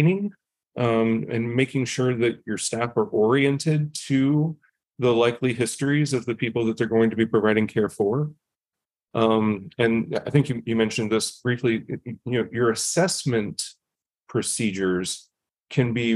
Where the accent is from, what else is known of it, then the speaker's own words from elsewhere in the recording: United States; I grew up in Indian country and experienced what it's like on reservations and what it's like to live there